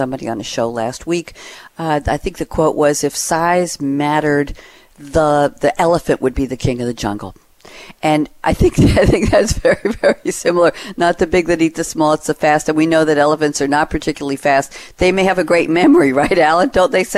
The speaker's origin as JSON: {"language": "English", "town": "New York City", "region": "New York", "country": "United States", "tie": "born or raised there", "said": "I was born in Queens, New York"}